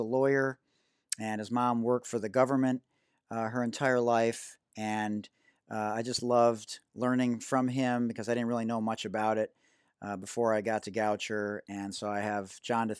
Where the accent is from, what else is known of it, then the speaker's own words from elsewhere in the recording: Detroit, Michigan, United States; also born or lived in Oak Park, Michigan; I hail to you from Detroit, Michigan. I'm a proud graduate of Oak Park High School